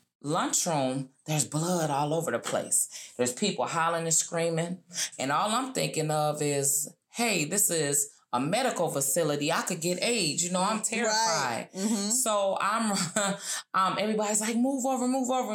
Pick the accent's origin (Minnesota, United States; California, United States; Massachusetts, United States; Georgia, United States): Minnesota, United States; moved away as an adult; also born or lived in Texas / Oklahoma; I was from Minnesota, but I'm way down in Texas.